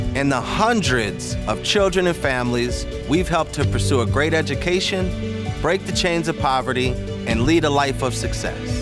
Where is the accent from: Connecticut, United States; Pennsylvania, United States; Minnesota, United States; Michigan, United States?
Minnesota, United States; Minneapolis; I was born in Minneapolis in nineteen eighty-five. We called the North Side home at that time, eighteenth and Queen